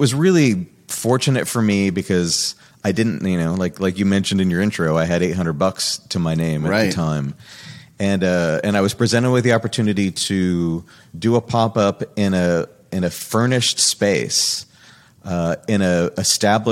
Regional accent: New York, United States; moved away as an adult; now in Central Florida, United States; I'm originally from New York

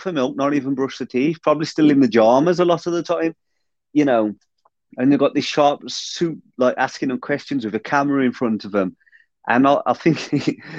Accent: Black Country, West Midlands, United Kingdom; accent: Black Country

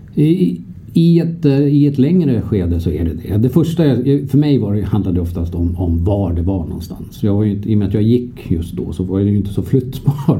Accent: Sweden; vi som svenskar

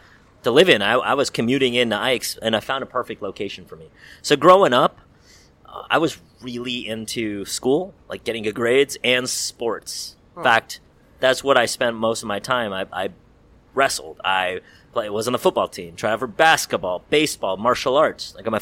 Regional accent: San Francisco, California, United States; also born or lived in Davis, California; Well, I grew up in San Francisco, born and raised.

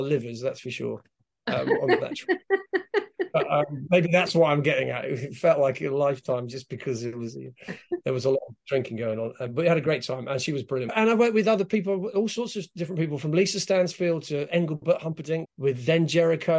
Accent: London, United Kingdom; moved away as an adult; now in Los Angeles, United States; I'm originally from London and I've been out here in LA for 20 years now.

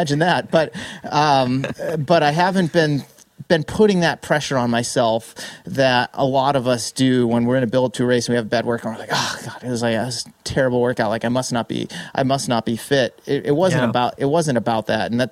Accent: Massachusetts, United States; moved away as an adult; also born or lived in San Diego; now in San Francisco Bay Area, United States; I spent pretty much my entire life in Massachusetts, first 28 years of it on the East Coast

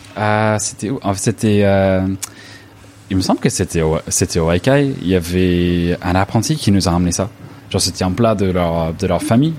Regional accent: Los Angeles, California, United States; French is a second language; now in France; je viens de Los Angeles

